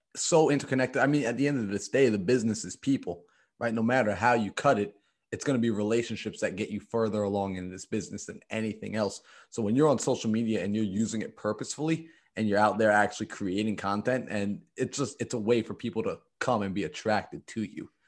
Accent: New York, United States; I came from New York. I'm from New York. That's where I'm based

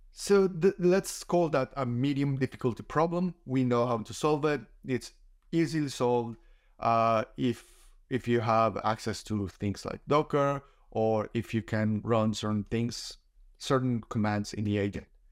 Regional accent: Colombia; moved away as an adult; now in Australia; I was a software engineer back in my home country in Colombia. for a few years before I moved to Australia

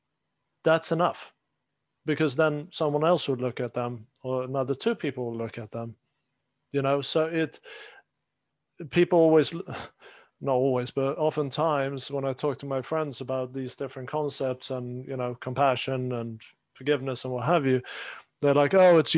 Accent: Sweden; moved away; growing up in Sweden

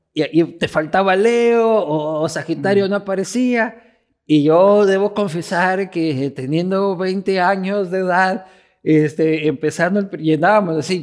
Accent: Ecuador

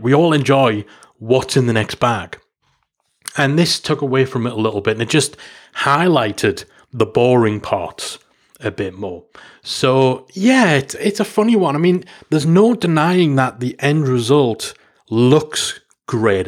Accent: United Kingdom; Being a Brit

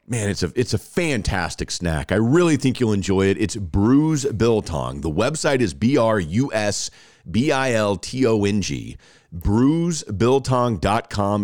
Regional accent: Rockwall, Texas, United States; Rockwall, my hometown

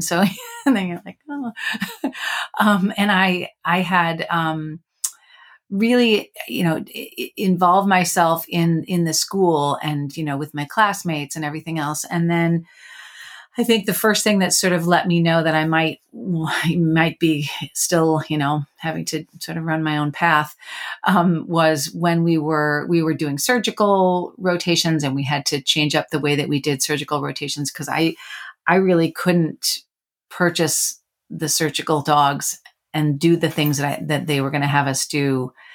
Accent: Chicago, Illinois, United States; I grew up near Chicago

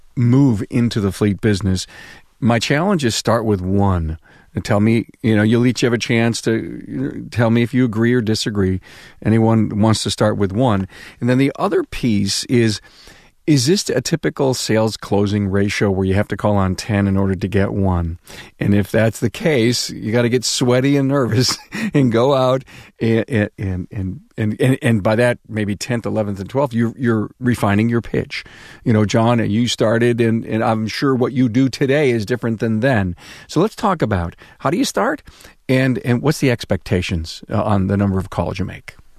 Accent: Buffalo, New York, United States; Buffalo, New York, my hometown right here

